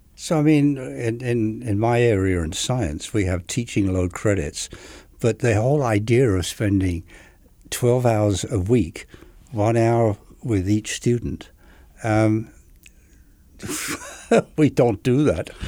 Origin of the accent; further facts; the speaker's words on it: England, United Kingdom; moved away; I'm from England